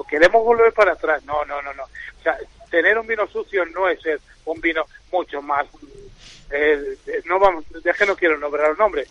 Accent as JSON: {"language": "Spanish", "town": "Peñafiel", "region": "Castile and León", "country": "Spain", "said": "yo soy de Peñafiel, vivo en Peñafiel"}